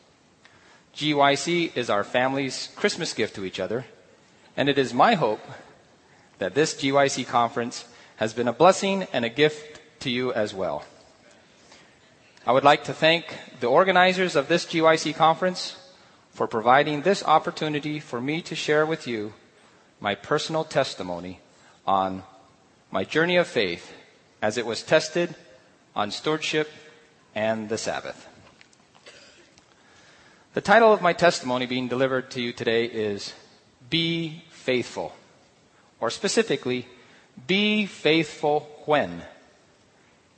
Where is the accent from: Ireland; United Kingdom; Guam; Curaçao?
Guam; in the early 1960s and early 70s, I grew up in Guam